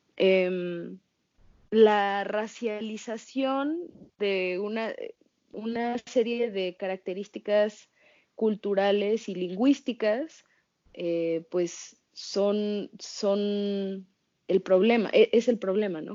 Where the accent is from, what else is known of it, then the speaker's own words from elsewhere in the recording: Mexico; also born or lived in United States; en México, bueno, sí soy mexicana